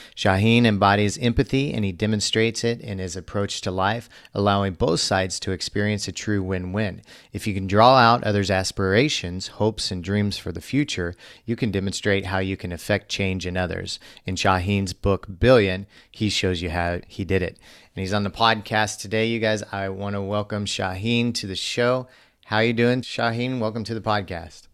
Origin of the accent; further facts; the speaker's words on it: Missouri, United States; I grew up in Missouri, so much different environment